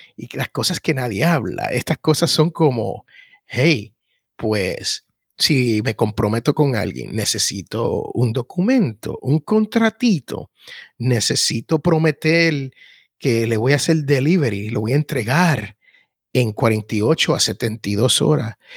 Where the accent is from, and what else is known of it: Puerto Rico